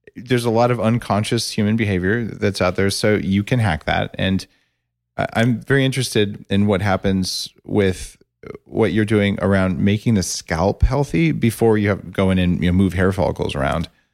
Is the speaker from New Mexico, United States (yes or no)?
yes; New Mexico, United States; I grew up in New Mexico, and I'm an engineer